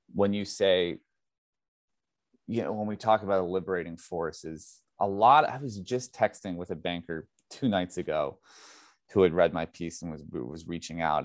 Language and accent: English; United States; I'm speaking primarily as an American